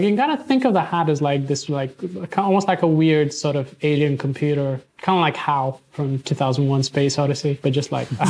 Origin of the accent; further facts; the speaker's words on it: Bulgaria; when I was 8 growing up in Bulgaria.